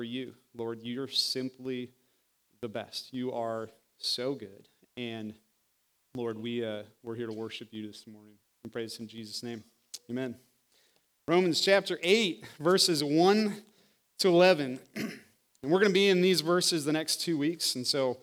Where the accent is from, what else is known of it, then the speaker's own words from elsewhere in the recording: Iowa, United States; moved away as an adult; I was born and raised in Iowa